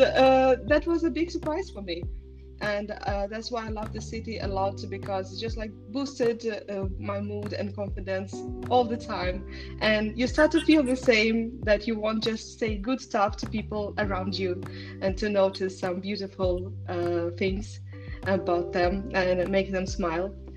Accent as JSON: {"language": "English", "town": "Tallinn", "region": "Harju County", "country": "Estonia", "tie": "born or raised there", "moved": "as an adult", "lives_now": "Copenhagen, Denmark", "said": "I was born in Tallinn, and it's a very small uh, city in a very small country"}